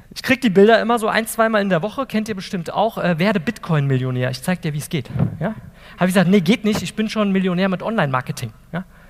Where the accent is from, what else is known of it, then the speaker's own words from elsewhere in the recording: Wiesbaden, Hesse, Germany; also born or lived in Eltville; ich komme aus Wiesbaden, Eltville